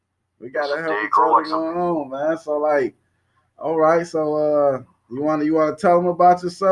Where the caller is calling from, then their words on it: Dallas, Texas, United States; I'm calling in from Texas, man. I'm in Dallas right now.